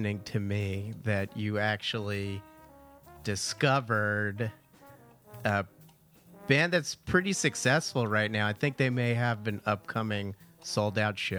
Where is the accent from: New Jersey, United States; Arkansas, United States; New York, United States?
New Jersey, United States; Verona; I'm from Verona